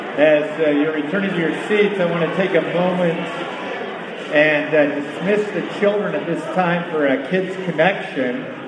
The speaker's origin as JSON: {"language": "English", "country": "United States", "said": "As an American"}